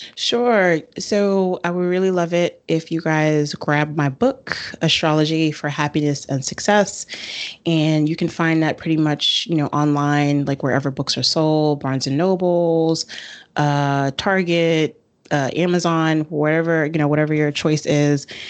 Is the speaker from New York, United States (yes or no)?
yes; New York City, New York, United States; I was born and raised in the Bronx